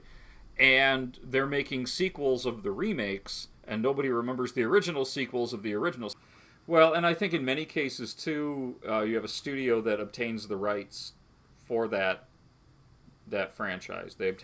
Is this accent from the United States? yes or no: yes; Pecatonica, Illinois, United States; growing up in Pecatonic, Illinois, this little town in northern Illinois